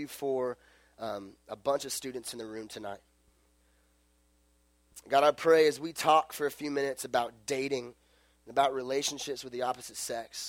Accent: Las Vegas, Nevada, United States; I'm from Las Vegas.

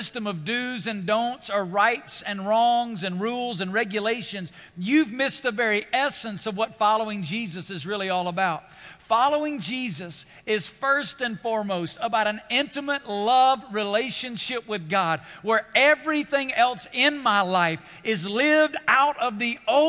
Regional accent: United States; being an American

